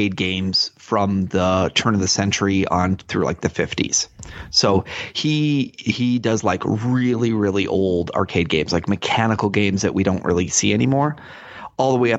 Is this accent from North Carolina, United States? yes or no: no; Rochester, New York, United States; that's my hometown